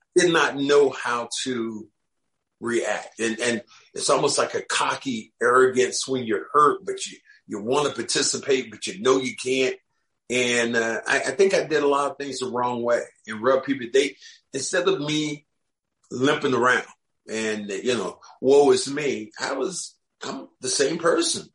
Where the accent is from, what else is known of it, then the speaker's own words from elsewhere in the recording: Kinston, North Carolina, United States; I'm from Kinston